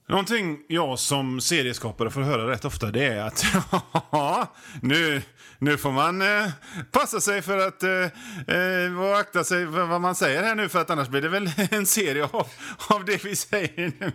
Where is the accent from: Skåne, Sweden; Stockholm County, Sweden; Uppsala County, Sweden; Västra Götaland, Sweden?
Västra Götaland, Sweden; Hönö; now in Gothenburg, Sweden; hemma på Hönö där jag är uppväxt